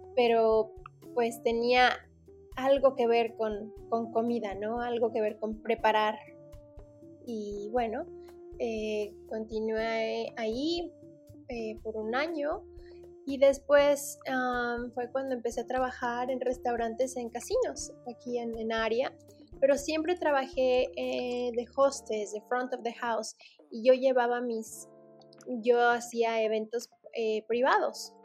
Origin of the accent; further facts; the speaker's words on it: Mexico City, Mexico; also born or lived in Cancún; now in Las Vegas, United States; Yo nací en la Ciudad de México